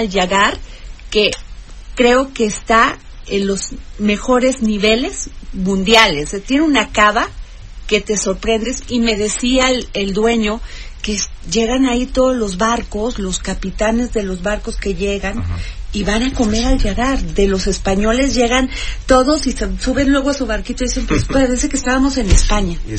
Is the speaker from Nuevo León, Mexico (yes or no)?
no; Veracruz, Mexico; yo soy veracruzana